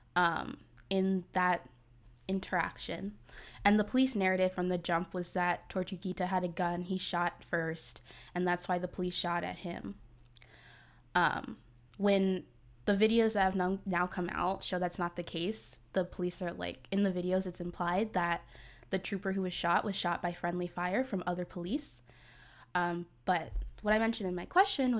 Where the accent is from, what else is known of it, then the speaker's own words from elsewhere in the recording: New Jersey, United States; now in Atlanta, United States; I'm from Jersey